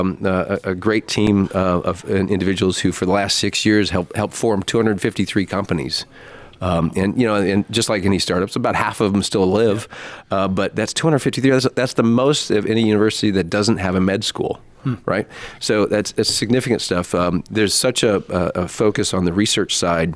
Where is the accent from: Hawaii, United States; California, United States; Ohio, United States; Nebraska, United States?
Nebraska, United States; now in Indiana, United States; Being from Nebraska, you mentioned I'm from Nebraska